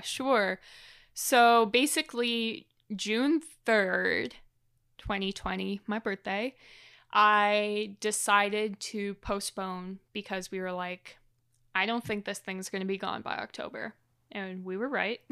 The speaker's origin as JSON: {"language": "English", "country": "Canada", "said": "as a Canadian"}